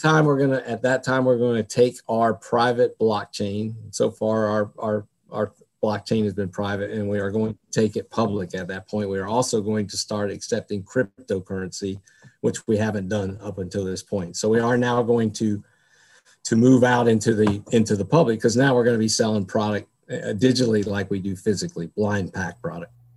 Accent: North Carolina, United States; also born or lived in New Jersey; now in Dallas, United States; I grew up in North Carolina, so I'm really a, a native North Carolinian

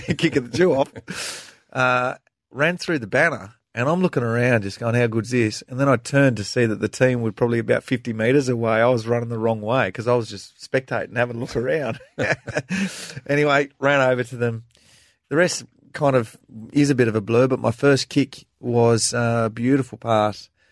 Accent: Tasmania, Australia; growing up in Tasmania

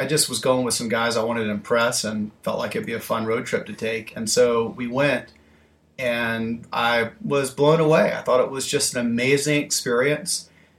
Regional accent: Alabama, United States; But yeah, so growing up in Alabama, I wasn't a big music

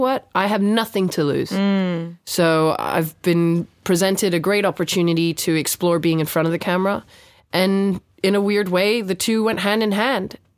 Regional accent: Phuket, Thailand; now in London, United Kingdom; I grew up in Phuket

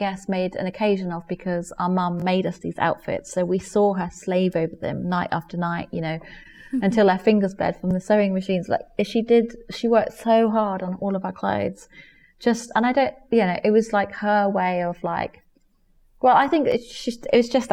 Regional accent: Germany; now in England; I grew up in Germany, you don't wear school uniform

